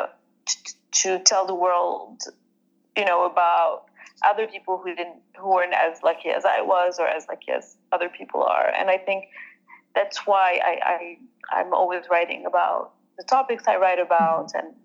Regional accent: Marrakesh, Marrakesh-Safi, Morocco; I grew up in Marrakesh in Morocco

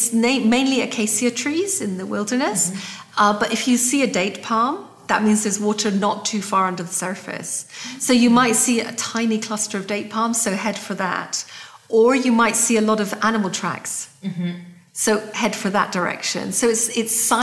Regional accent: Scotland, United Kingdom; I'm Scottish

